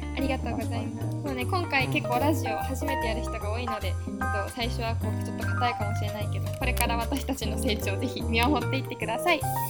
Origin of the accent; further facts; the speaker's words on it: Oita, Japan; moved away as an adult; now in Illinois, United States; 大分出身なんですよね。で、まあ、あと18年間ずっと大分で過ごしてきたんですけど